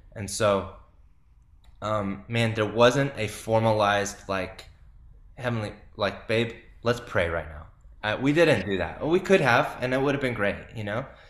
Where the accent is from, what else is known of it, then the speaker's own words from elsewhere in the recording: California, United States; I grew up in California